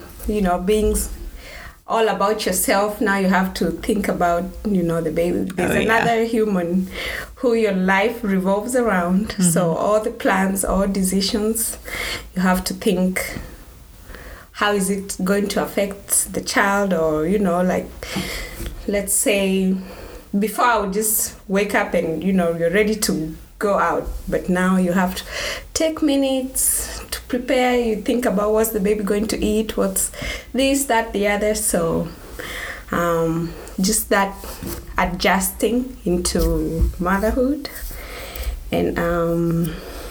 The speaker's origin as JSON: {"language": "English", "region": "Nairobi", "country": "Kenya", "tie": "born or raised there", "moved": "as an adult", "said": "I was born and raised in Nairobi, Kenya. So I moved here when I was 21 years old."}